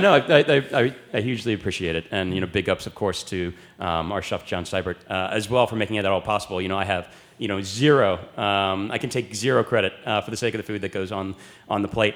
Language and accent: English; United States; speaking as an American